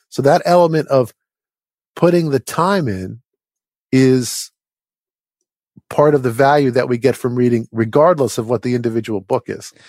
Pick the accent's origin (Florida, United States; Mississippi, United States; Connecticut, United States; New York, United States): New York, United States; New York metropolitan area, United States; I grew up in the New York metropolitan area